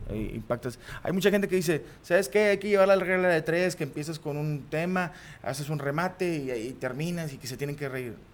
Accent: Monterrey, Nuevo León, Mexico; a final de cuentas somos regios, así somos nosotros

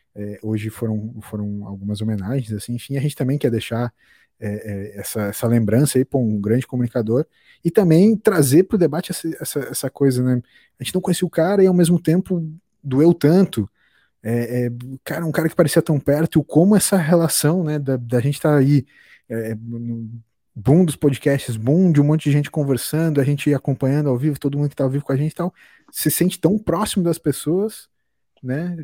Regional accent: Brazil; como brasileiros

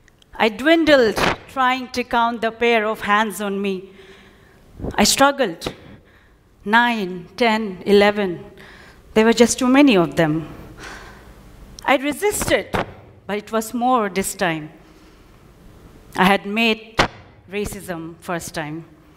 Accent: Kimin, Arunachal Pradesh, India; moved away; I come from a small town called Kimin in Arunachal Pradesh. Arunachal is one of the 29 states of India in the northeastern part, where more than 200 tribes reside. And I come from a tribe called Nishi.

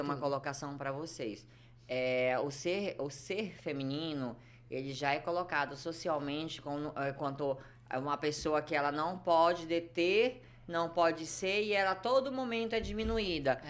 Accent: Belém, Pará, Brazil; Eu nasci em Belém do Pará.

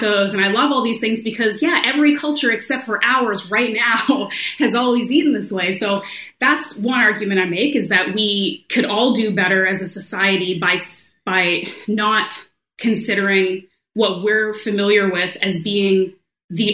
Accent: Canada; I grew up in Canada

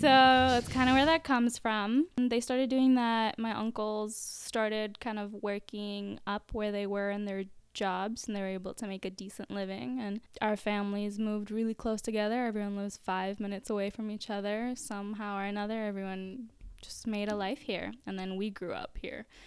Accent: Orlando, Florida, United States; I was born and raised in America

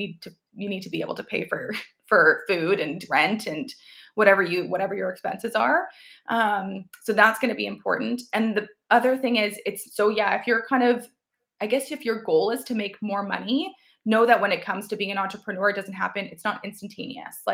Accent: Chatham, Ontario, Canada; also born or lived in London, Ontario; to be in my hometown was huge because I already knew quite a few people, right, growing up there

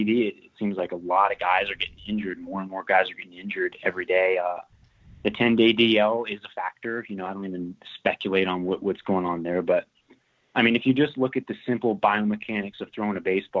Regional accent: Florida, United States; moved away as an adult; also born or lived in Georgia; I grew up in Florida, and that's where I played my high school ball

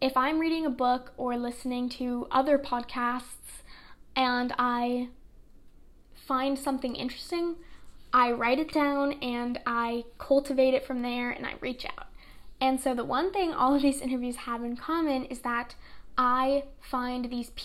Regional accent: New York City, New York, United States; I was born and raised in Brooklyn, New York

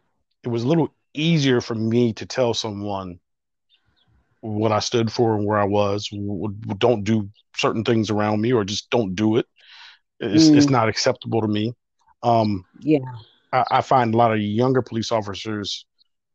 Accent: Buffalo, New York, United States; moved away; growing up in Buffalo as a kid

